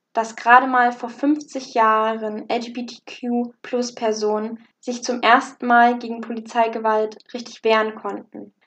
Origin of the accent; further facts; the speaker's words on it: Germany; bei uns in Deutschland